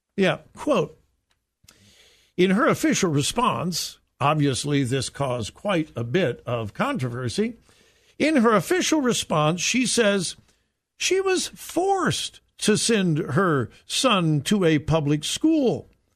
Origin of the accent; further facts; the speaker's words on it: Southern California, United States; moved away; I grew up in Southern California in a wonderful, wonderful, wonderful time